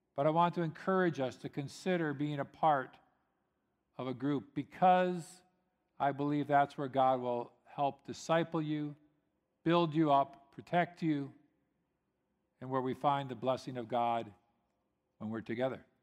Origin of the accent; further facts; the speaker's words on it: United States; I'm American